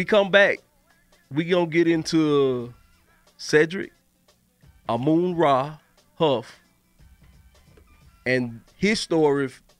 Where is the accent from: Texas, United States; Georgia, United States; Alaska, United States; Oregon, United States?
Georgia, United States; Athens; When we grew up in Athens, the classic city.